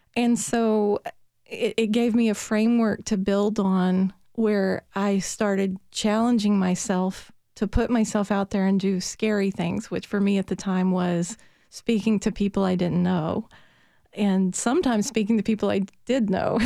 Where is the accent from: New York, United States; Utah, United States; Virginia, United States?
Virginia, United States; Petersburg; accent: Southern; now in Nashville, United States; I was born in Petersburg, Virginia